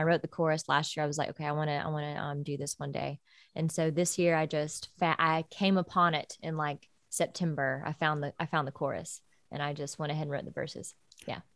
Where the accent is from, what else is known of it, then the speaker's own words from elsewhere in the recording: Georgia, United States; moved away as an adult; now in Nashville, United States; back in Georgia, like my hometown